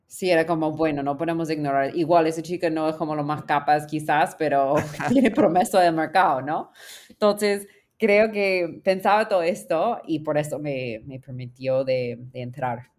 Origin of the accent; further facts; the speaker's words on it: United States; Spanish is a second language; moved away as an adult; also born or lived in California / Peru; soy gringa en América Latina